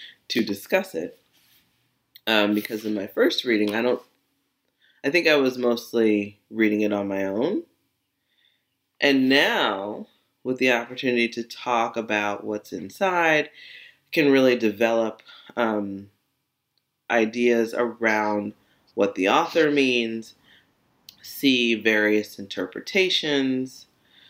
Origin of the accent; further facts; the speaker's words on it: United States; I was the first American